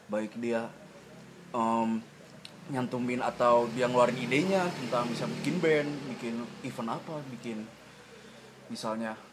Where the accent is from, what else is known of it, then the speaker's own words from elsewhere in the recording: Bandung, West Java, Indonesia; kalau saya sih dari Bandung aslinya tentunya